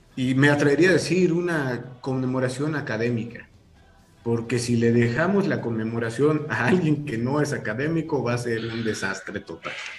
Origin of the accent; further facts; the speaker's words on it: Mexico; como sociedad mexicana